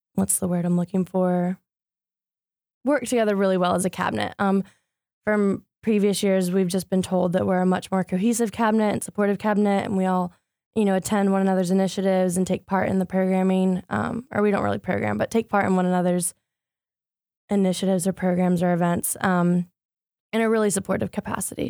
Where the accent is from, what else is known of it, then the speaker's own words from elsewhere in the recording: Greenville, North Carolina, United States; now in Raleigh, United States; originally, I'm from Greenville, North Carolina. I lived there since I was seven